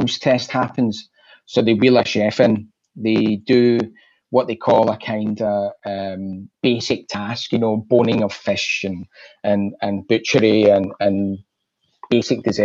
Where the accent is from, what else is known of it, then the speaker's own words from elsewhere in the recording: Glasgow, Scotland, United Kingdom; I grew up in Glasgow